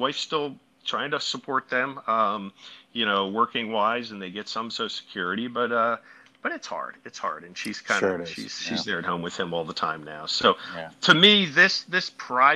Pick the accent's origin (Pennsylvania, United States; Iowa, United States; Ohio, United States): Pennsylvania, United States; Philadelphia